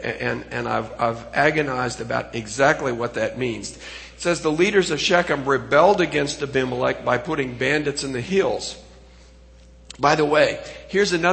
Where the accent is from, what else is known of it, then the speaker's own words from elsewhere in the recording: Pacific Northwest, United States; I came from the Pacific Northwest